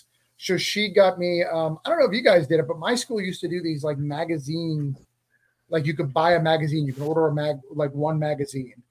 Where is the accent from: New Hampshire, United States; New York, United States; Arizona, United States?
New Hampshire, United States; Rochester; now in Florida, United States; I'm from Rochester, New Hampshire